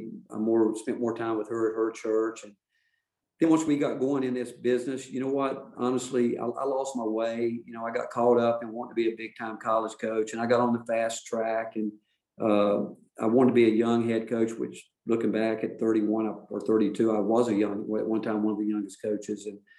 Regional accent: North Carolina, United States; growing up in North Carolina

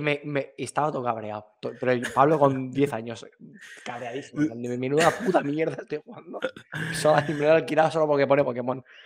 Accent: Alicante, Valencian Community, Spain; yo soy de Alicante

